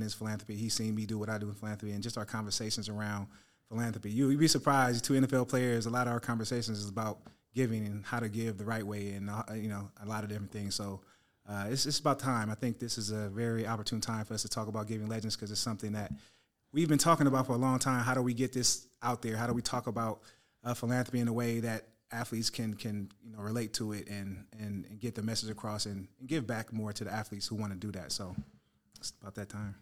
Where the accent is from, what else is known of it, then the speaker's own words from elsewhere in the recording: San Francisco Bay Area, California, United States; the Niners, uh, my hometown squad